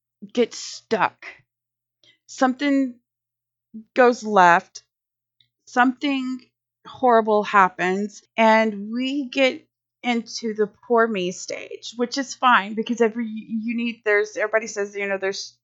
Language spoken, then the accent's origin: English; Louisiana, United States; now in Texas, United States; I'm here in Texas and I'm from Louisiana